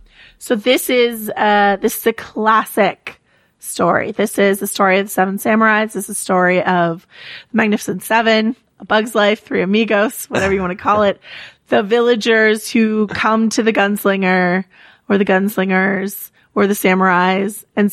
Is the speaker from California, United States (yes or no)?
yes; California, United States; Like, that's, I grew up in the Redwoods. And so, it always looks like home to me.